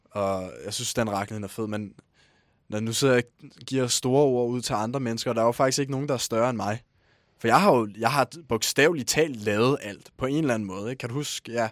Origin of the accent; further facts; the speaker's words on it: Charlottenlund, Capital Region of Denmark, Denmark; jeg kommer fra Charlottenlund.